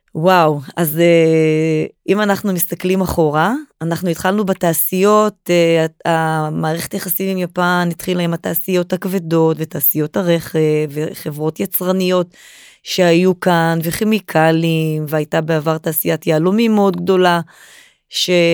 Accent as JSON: {"language": "Hebrew", "country": "Israel", "said": "אנחנו כישראלים"}